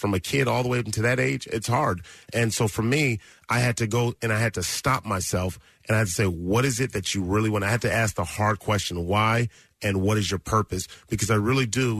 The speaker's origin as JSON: {"language": "English", "town": "Los Angeles", "region": "California", "country": "United States", "tie": "born or raised there", "said": "I grew up in South Central Los Angeles, and in the Crenshaw District"}